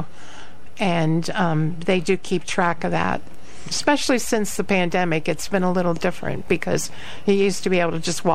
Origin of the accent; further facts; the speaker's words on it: Lancaster, Pennsylvania, United States; moved away; I grew up in Lancaster, Pennsylvania